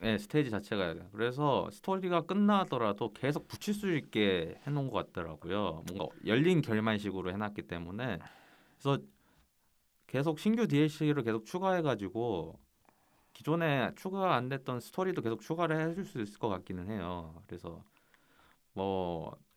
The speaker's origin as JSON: {"language": "Korean", "country": "South Korea"}